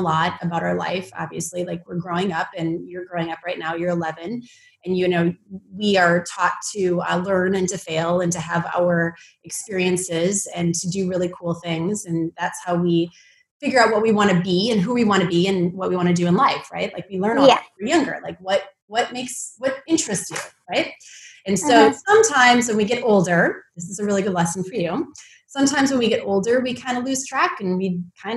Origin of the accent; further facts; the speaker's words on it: Midwest, United States; I grew up in the Midwest where it snowed